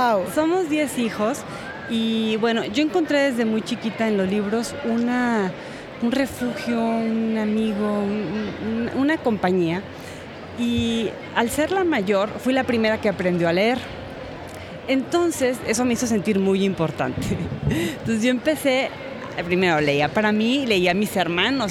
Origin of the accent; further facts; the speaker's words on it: Guanajuato, Mexico; yo crecí en Guanajuato, eh, camino a la sierra, ya muy alto.